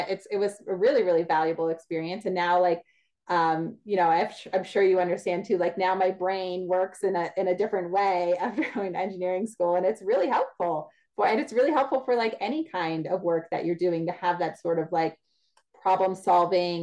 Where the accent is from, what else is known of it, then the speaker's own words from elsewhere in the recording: New Jersey, United States; moved away as an adult; also born or lived in Pennsylvania / Louisiana; I grew up in New Jersey